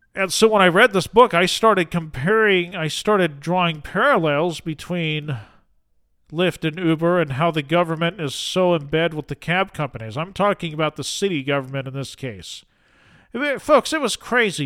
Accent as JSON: {"language": "English", "region": "Utah", "country": "United States", "said": "I am from Utah."}